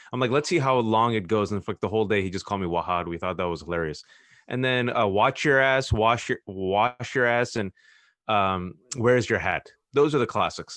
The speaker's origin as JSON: {"language": "English", "town": "Fremont", "region": "California", "country": "United States", "tie": "born or raised there", "said": "I was born and raised in Fremont, California"}